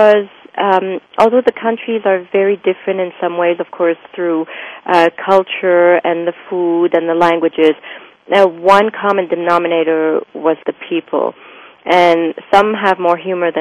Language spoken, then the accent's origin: English; Lebanon; moved away; also born or lived in France / Switzerland; And growing up in Lebanon